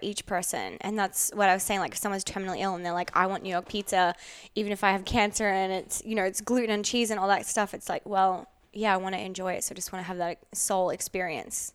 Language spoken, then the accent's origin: English; Australia; now in Los Angeles, United States; I grew up in Outback, Australia with the Aboriginal people